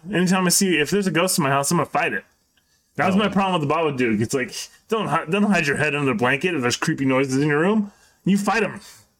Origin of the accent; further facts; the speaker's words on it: England, United Kingdom; Oh, it's me. I'm English.